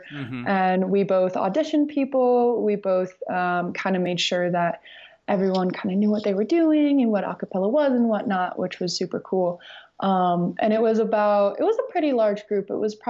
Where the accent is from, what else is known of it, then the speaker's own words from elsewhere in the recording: Morrison, Colorado, United States; also born or lived in Lakewood, Colorado / Fort Collins, Colorado; I am originally from Morrison, Colorado. I go to CSU now.